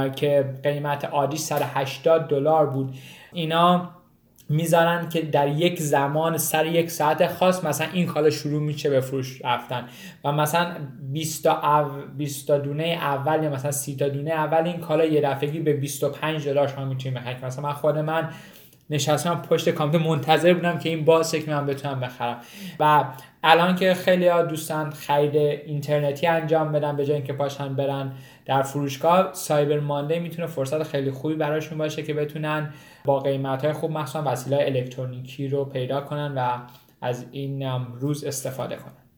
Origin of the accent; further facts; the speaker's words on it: Iran; now in United States; ماهایی که از ایران مهاجرت کردیم